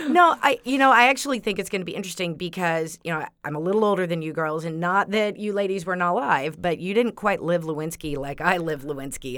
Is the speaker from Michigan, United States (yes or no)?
no; Texas, United States; I'm from Texas